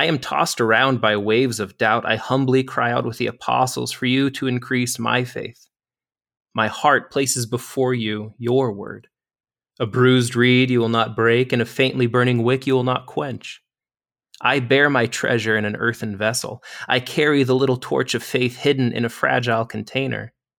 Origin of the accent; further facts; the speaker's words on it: Wyoming, United States; So I'm actually from Wyoming originally, so I'm back close to home here at the foot of the Bighorn Mountains.